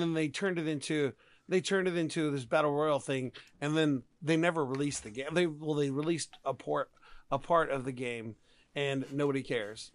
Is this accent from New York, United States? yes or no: no; Texas, United States; I'm a Texan.